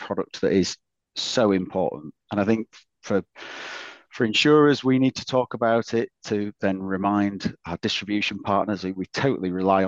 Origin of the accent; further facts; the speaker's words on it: Yorkshire and the Humber, United Kingdom; Being a Yorkshireman